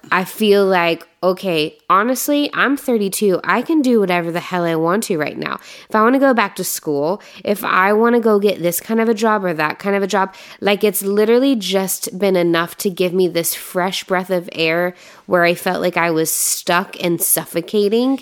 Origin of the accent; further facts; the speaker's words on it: Indiana, United States; moved away; I'm from Indiana